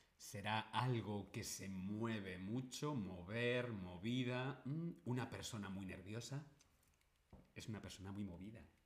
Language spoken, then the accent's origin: Spanish; Spain; yo soy de España.